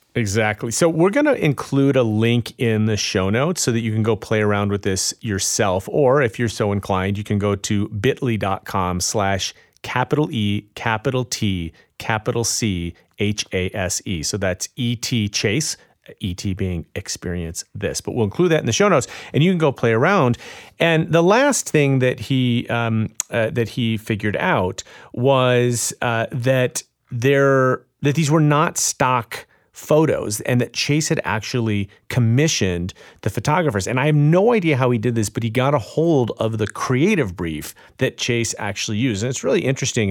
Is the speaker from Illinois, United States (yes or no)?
yes; Chicago, Illinois, United States; Chicago, my hometown